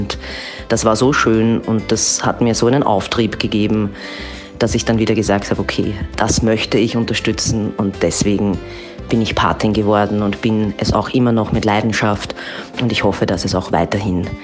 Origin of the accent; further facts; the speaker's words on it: Austria; Ich komme aus Österreich